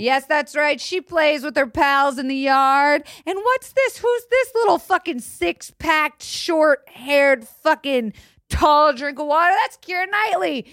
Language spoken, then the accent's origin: English; United States; as an American girl